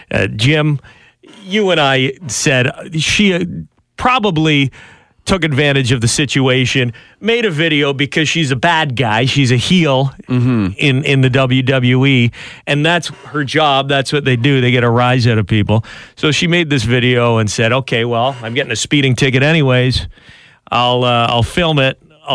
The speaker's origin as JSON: {"language": "English", "country": "Canada", "said": "as a Canadian"}